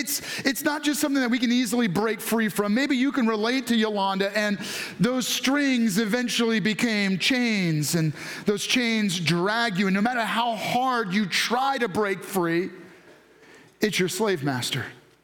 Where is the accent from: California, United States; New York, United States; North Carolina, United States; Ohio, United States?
New York, United States; I was raised this way. I grew up in New York, so I just drive that way.